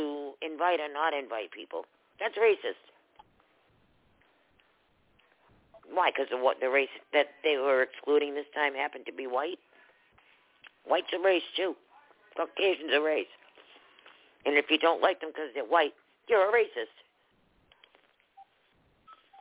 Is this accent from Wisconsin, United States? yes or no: no; Boston, Massachusetts, United States; I grew up in Boston